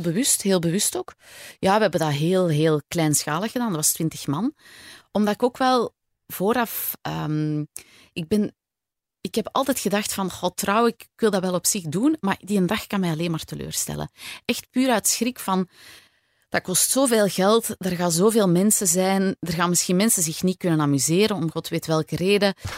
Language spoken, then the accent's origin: Dutch; Antwerp, Flanders, Belgium; moved away as an adult; also born or lived in Borgerhout / Leuven; now in Kessel-Lo, Belgium; ik ben geboren in Borgerhout, ben opgegroeid in Merksem heel mijn leven. En dan op mijn 18 ben ik op kot gegaan in Leuven.